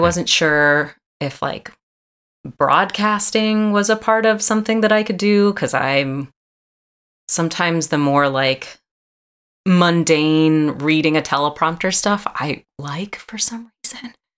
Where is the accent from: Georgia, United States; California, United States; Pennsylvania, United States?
Georgia, United States; Atlanta; moved away as an adult; also born or lived in New Orleans, Louisiana; I'm from Atlanta, Georgia